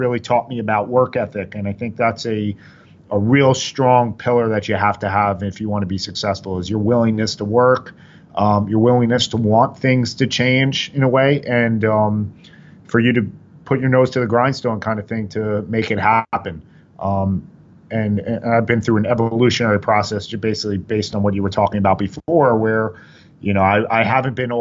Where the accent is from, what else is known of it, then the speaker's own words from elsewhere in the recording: Oyster Bay, New York, United States; I grew up on Long Island, a small city, Oyster Bay, 100 kids in the high school per grade